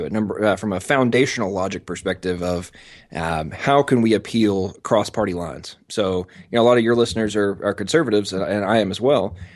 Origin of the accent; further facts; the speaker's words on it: England, United Kingdom; I'm American, but I was born and raised in England. Uh, my father was a military contractor, and uh, they moved over there uh, about 10 days before I was born.